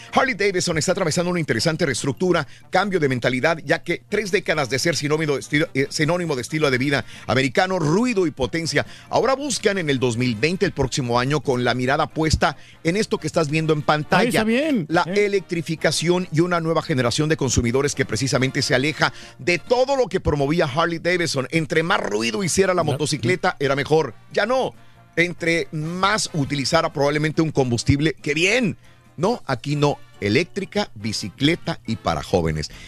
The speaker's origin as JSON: {"language": "Spanish", "country": "Mexico", "tie": "born or raised there", "moved": "yes", "said": "cuando yo crecí en México"}